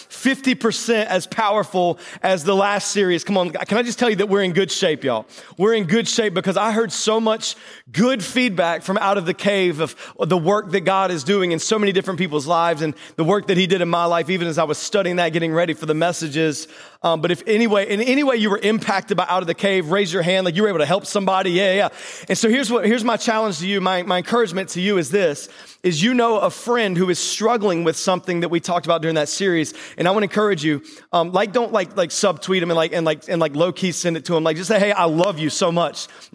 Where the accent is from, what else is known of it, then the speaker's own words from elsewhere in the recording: North Carolina, United States; now in Delaware, United States; I was born in North Carolina.